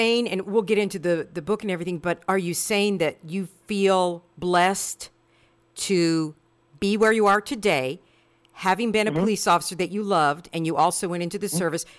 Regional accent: Kansas City, Missouri, United States; I grew up 45th in Prospect.

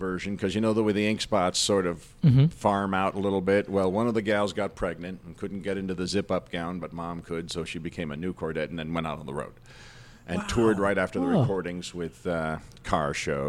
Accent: Englewood, New Jersey, United States; born or raised there; also born or lived in Forest Hills, New York

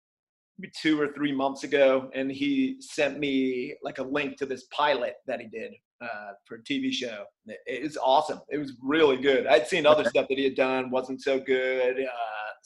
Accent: Morristown, New Jersey, United States; the skate shop in my hometown, Morristown, New Jersey

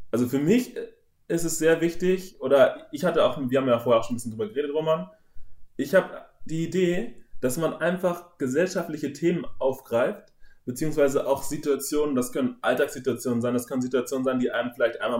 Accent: North Germany, Germany; Bei uns im Norden, wo ich okay. aufgewachsen bin, heißt es Tick.

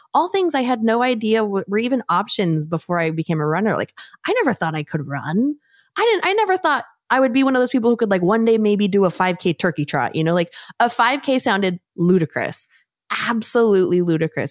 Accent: San Diego, California, United States; I grew up in San Diego

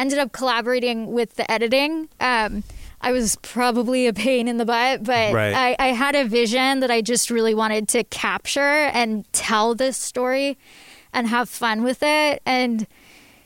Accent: Livingston, New Jersey, United States; I grew up in New Jersey, in suburban New Jersey, not far from here. I grew up in Livingston.

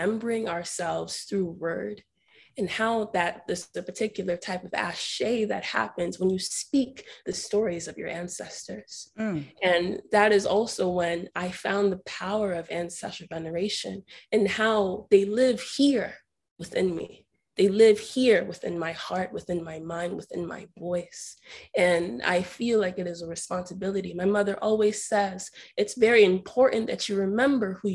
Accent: United States; also born or lived in Ibadan, Nigeria; I essentially was raised in America

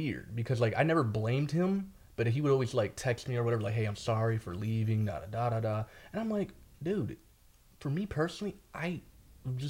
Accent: Buffalo, New York, United States; I grew up actually in Buffalo, New York

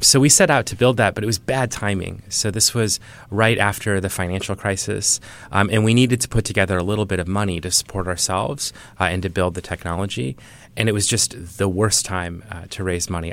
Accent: Iowa, United States; I grew up in Iowa

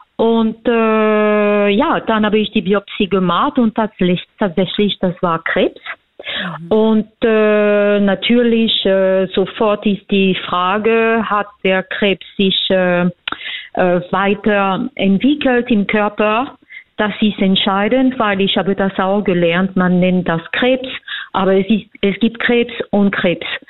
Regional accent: France; German is a second language; also born or lived in Vienna, Austria; now in Germany; ich bin Französin, ich habe in Wien gelebt, ich habe in mehreren Ländern äh, gelebt und momentan lebe ich in Deutschland.

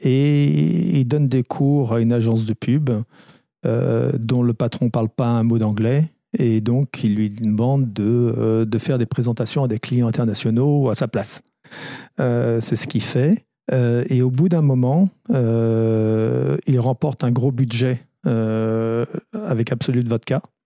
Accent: France; also born or lived in Bristol, England; Je suis arrivé en France à l'âge de, de 5 ans et demi

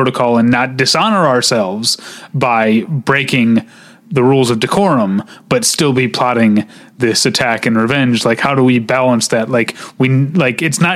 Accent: United States; I'm an American

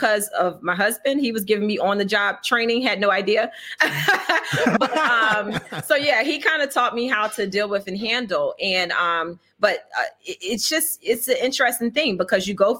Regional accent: Atlantic City, New Jersey, United States; I'm from New Jersey, Atlantic City

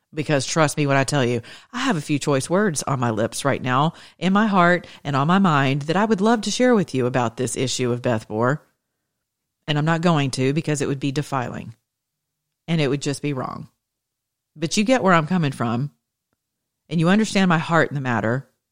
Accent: the South, United States; now in Atlanta, United States; I'm from the South. I'm as Southern as a biscuit.

